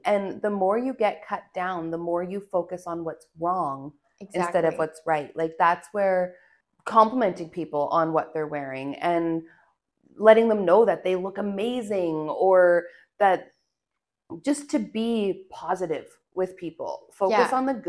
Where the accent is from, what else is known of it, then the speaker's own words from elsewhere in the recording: Alberta, Canada; we're both from Alberta